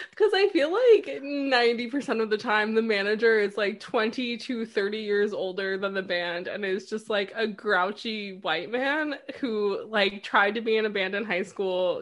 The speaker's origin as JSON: {"language": "English", "region": "New York", "country": "United States", "tie": "born or raised there", "also_born_or_lived": "London", "said": "I grew up right outside New York City"}